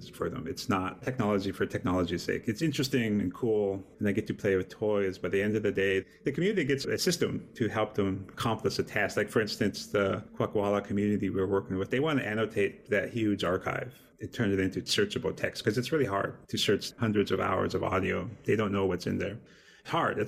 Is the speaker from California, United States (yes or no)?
no; Montana, United States; I'm Native American from Montana.